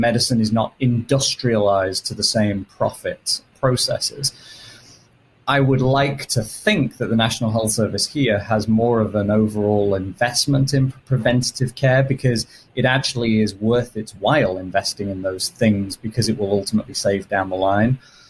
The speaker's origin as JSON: {"language": "English", "region": "England", "country": "United Kingdom", "lives_now": "United States", "said": "as listeners can probably tell from my accent, I'm British originally. Although my sister will happily tell you I now sound more American than British."}